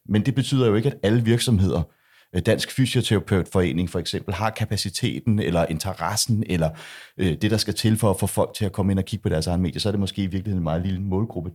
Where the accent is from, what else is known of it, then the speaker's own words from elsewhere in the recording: Denmark; jeg er jo dansker